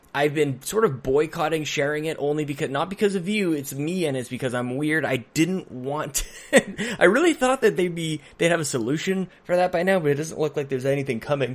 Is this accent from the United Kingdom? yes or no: no; Edmonton, Alberta, Canada; I grew up on North, in Northside Edmonton